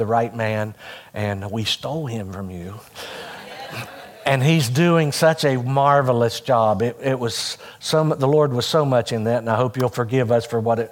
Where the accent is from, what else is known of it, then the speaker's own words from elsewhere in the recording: Hurricane, West Virginia, United States; moved away as an adult; also born or lived in Ohio; now in West Virginia, United States; I grew up out on Coal Mountain, but I lived just across the Putnam County line. So I went all 12 years of school to Hurricane